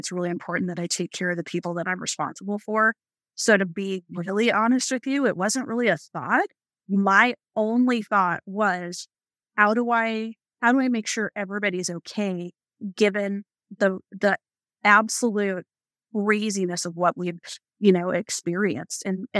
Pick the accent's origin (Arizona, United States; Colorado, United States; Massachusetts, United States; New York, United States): Arizona, United States; also born or lived in Chicago; I was born in Chicago. So I definitely claim Chicago as partial, you know, my partial home, and lived most of my life in Arizona.